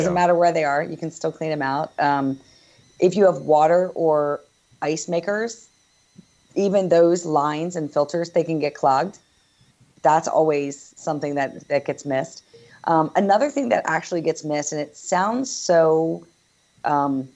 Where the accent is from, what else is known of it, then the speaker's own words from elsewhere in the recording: East Coast, United States; now in Northern California, United States; I'm originally from the East Coast